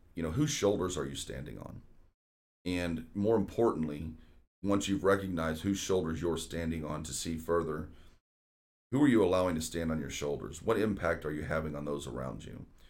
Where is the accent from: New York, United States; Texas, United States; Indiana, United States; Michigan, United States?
Texas, United States; Houston; moved away as an adult; we moved back to Houston in two thousand three